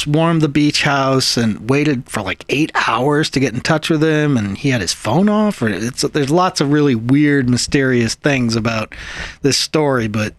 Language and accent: English; New England, United States; moved away; Well, I'm from New England.